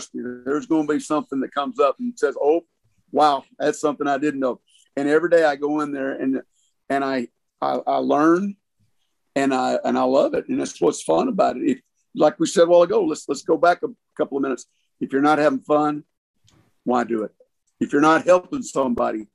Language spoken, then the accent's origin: English; Hot Springs, Arkansas, United States; moved away as an adult; also born or lived in Austin / Little Rock / Dallas / Los Angeles; I grew up here in Hot Springs, fifth generation